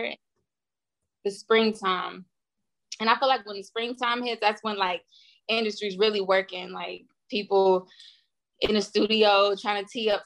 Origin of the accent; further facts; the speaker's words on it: United States; moved away as an adult; also born or lived in Nashville, Tennessee / Houston, Texas; now in Los Angeles, United States; where I'm from Nashville and Houston. So like I rep both